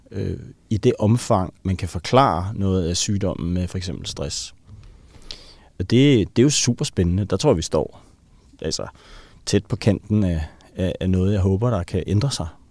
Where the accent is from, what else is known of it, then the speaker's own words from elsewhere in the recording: Helsingør, Capital Region of Denmark, Denmark; jeg voksede op i Helsingør